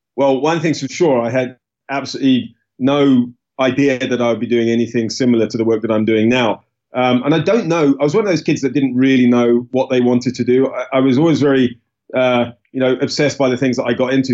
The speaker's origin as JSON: {"language": "English", "country": "United Kingdom", "tie": "born or raised there", "said": "I was born in the UK. Uh, I'm British"}